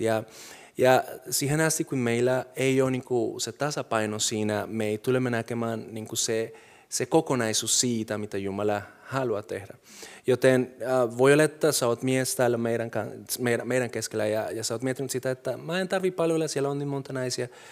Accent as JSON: {"language": "Finnish", "country": "Colombia", "moved": "yes", "lives_now": "Finland", "said": "mulla on nyt kansallisuus, mä oon suomalainen, silti mä oon kolumbialainen, se on mun tausta"}